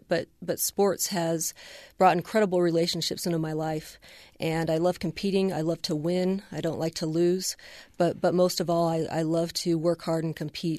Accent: Boise, Idaho, United States; also born or lived in Cincinnati, Ohio / Boston, Massachusetts; back to Boston, and then moved to Boise when I was still just very young. So Boise is the only place that I know.

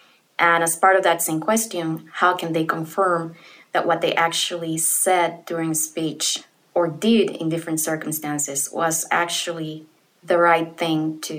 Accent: Guatemala; I'm from Guatemala.

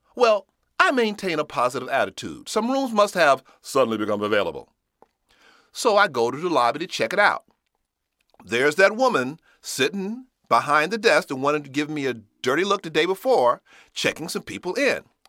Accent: Chicago, Illinois, United States; I'm from Chicago

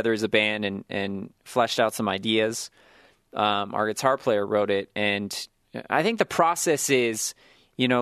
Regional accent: Sacramento, California, United States; I grew up in Sacramento, just outside of Sacramento, California

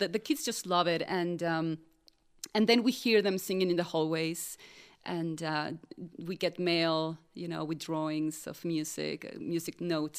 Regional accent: Utah, United States; I'm from Utah too, and Utah Opera went to my school when I was little

